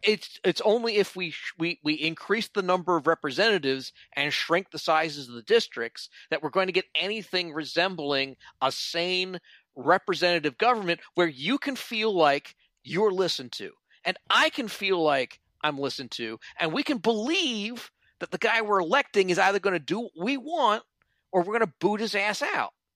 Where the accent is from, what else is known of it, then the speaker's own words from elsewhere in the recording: Philadelphia, Pennsylvania, United States; now in Washington, D.C., United States; I was born in, in Philly and now I'm in D C